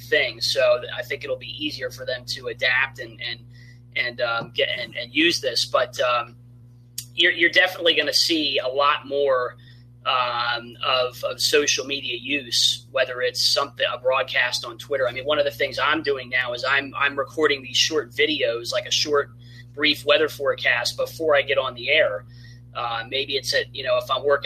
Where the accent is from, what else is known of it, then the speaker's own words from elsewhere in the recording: eastern Pennsylvania, United States; I grew up in Pennsylvania, eastern Pennsylvania